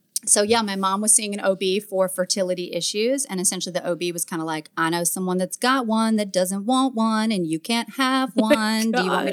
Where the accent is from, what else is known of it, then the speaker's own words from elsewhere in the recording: the South, United States; accent: Southern; You can probably hear yeah. my accent too, especially when I start thinking about being Southern.